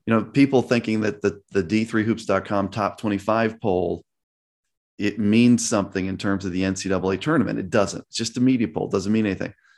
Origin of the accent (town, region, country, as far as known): Chicago, Illinois, United States; born or raised there